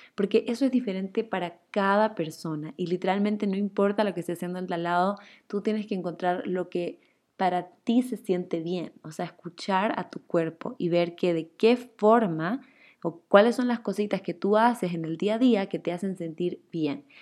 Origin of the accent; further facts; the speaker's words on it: Chile; now in Ecuador; Yo soy chilena, pero vivo en Ecuador hace 10, creo que ya 12 años